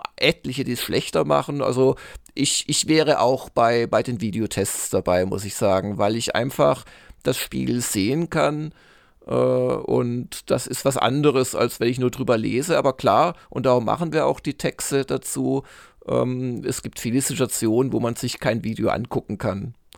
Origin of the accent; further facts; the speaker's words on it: Swabia, Germany; als äh, Schwabe, der ich bin